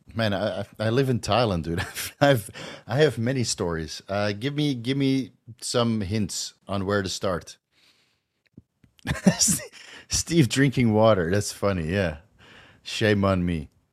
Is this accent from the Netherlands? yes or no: yes; Netherlands; accent: a little bit of a Dutch accent; English is a second language; I still have a little bit of a Dutch accent, but I can pass in Holland if I speak English like this